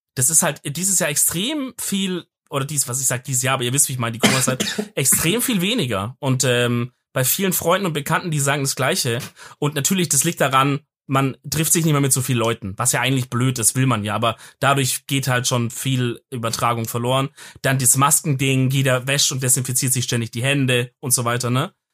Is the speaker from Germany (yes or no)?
yes; Swabia, Germany; als Schwabe